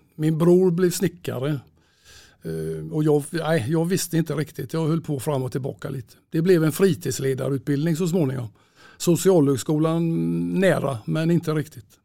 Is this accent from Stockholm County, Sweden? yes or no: no; Gothenburg, Västra Götaland, Sweden; Jag är född i Göteborg och uppväxt i Kortedala